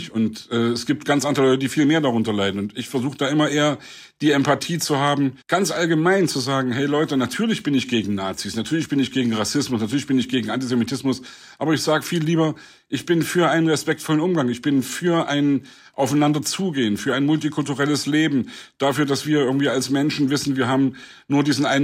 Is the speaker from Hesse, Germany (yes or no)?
no; Leipzig, Saxony, Germany; meine Heimatstadt Leipzig. Gerade weil ich in der DDR groß geworden bin, freue ich mich, dass wir jetzt alle frei unsere Meinung sagen können